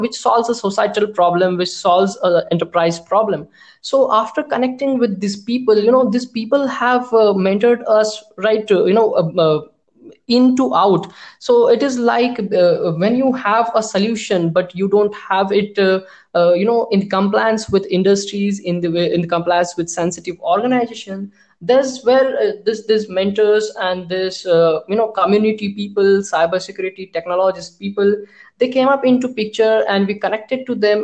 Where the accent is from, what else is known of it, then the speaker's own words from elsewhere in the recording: India; being an Indian developers and being an Indian company